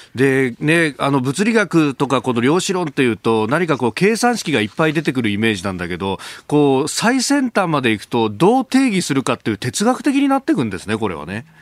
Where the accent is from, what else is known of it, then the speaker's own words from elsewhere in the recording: Yokosuka, Kanagawa, Japan; 私、こう、生まれで育ったのは横須賀